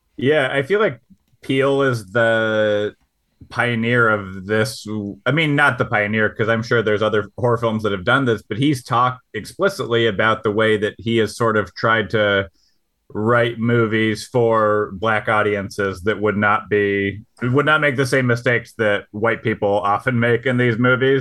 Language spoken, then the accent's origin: English; Michigan, United States; I'm from Michigan